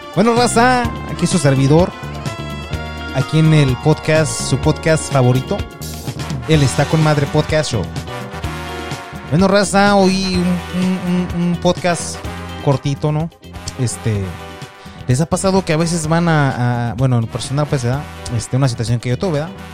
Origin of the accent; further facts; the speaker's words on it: Michoacán, Mexico; yo soy de Michoacán